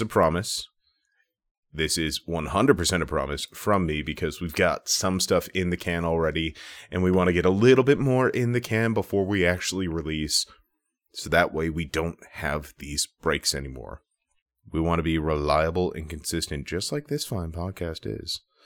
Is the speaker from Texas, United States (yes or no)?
no; Minnesota, United States; I'm from Minnesota